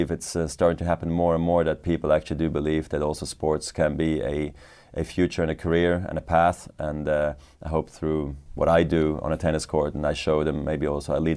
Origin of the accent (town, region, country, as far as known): Basel, Basel-Stadt, Switzerland; born or raised there